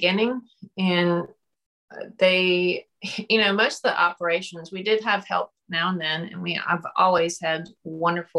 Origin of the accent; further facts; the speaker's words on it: Wilmington, North Carolina, United States; moved away as an adult; also born or lived in Charlotte, North Carolina; now in Brunswick County, United States; I grew up in Wilmington.